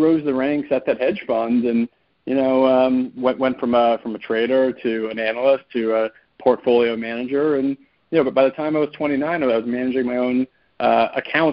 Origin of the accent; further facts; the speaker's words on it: New York City, New York, United States; also born or lived in Michigan; I grew up in New York City